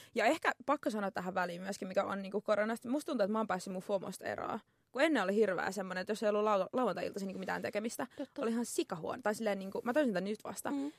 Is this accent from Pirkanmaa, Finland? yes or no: yes; Tampere, Pirkanmaa, Finland; accent: Tampere dialect; olen tamperelainen, kuuluu ehkä murteesta